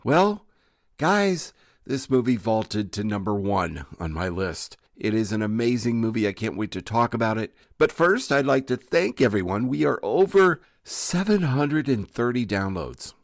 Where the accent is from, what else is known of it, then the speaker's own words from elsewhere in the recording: Burlington, Iowa, United States; Kurt is an Iowa native like myself, and we have the same hometown, town called Burlington, Iowa